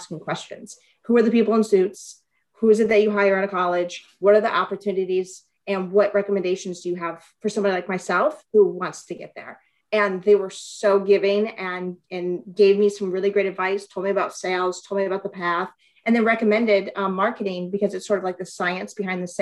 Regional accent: Flint, Michigan, United States; I'm from Flint, Michigan originally

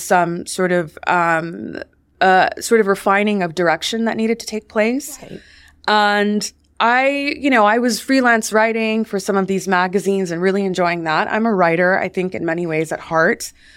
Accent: Washington, District of Columbia, United States; I grew up in Washington, D.C.

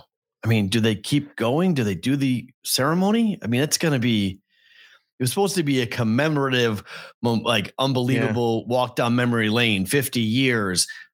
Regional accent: Boston, Massachusetts, United States; I was born in Boston as a Patriot fan.

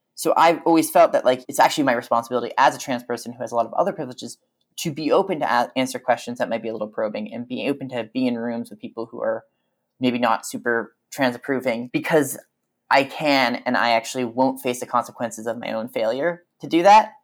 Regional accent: Vancouver, British Columbia, Canada; moved away as an adult; also born or lived in Victoria; now in Berlin, Germany; I grew up in Vancouver

